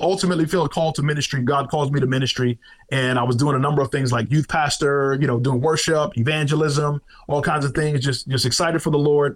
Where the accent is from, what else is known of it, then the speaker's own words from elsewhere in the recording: New York City, New York, United States; moved away; also born or lived in South Carolina; I am a kid from Brooklyn, New York City, grew up in the streets of New York City, up through the 80s.